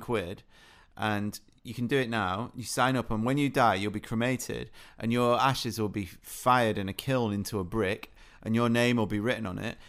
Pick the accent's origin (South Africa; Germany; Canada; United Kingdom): United Kingdom; being British